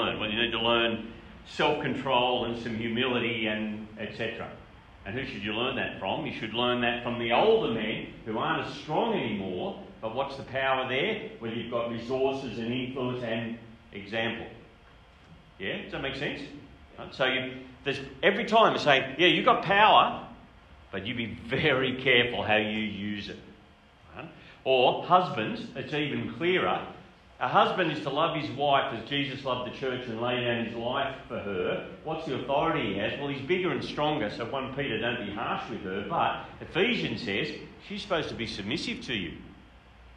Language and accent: English; Grafton, New South Wales, Australia; I grew up in Grafton. It's a beautiful town about an hour north of Coffs Harbour